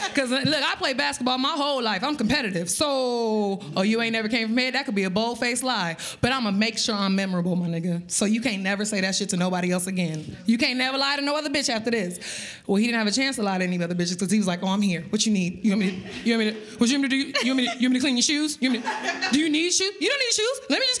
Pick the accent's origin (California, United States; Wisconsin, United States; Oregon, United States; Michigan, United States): California, United States; Los Angeles; And I'm from Los Angeles.